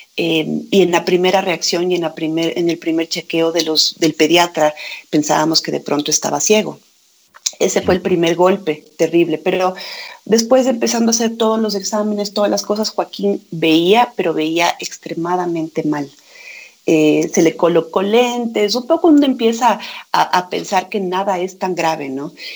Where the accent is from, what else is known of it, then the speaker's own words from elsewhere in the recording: Quito, Pichincha, Ecuador; yo soy quiteña